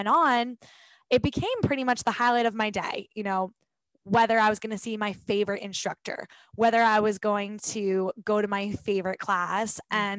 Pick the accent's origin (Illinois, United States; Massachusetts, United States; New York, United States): New York, United States; Long Island; I grew up on Long Island where the high school sports community is huge